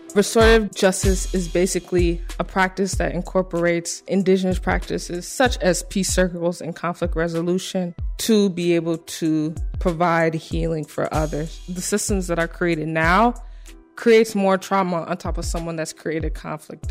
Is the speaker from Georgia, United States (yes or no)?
no; Evanston, Illinois, United States; moved away as an adult; now in Chicago, United States; I grew up in Evanston my whole life.